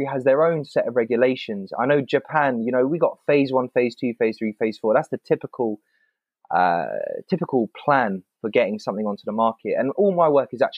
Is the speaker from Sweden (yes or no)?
no; England, United Kingdom; growing up in England